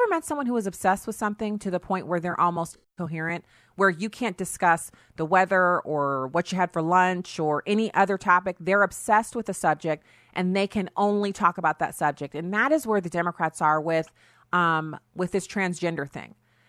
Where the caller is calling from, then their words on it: Missouri, United States; I'm broadcasting from Missouri